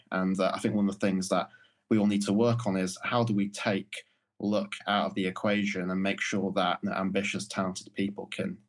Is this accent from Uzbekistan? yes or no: no; Morley, Yorkshire and the Humber, United Kingdom; things that growing up in Morley would have seemed completely out of reach or ridiculous ideas just kind of became the norm